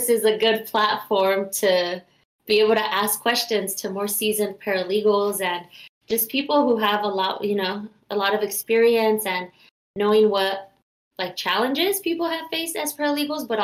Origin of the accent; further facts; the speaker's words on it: Long Beach, California, United States; I'm from Long Beach, California